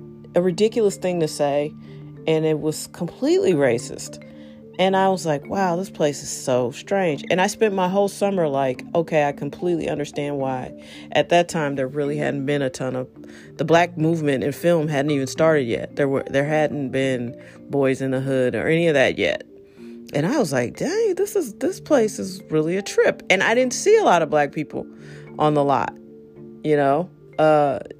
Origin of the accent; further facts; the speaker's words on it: St. Louis, Missouri, United States; also born or lived in Los Angeles; I'm from here. I'm from St. Louis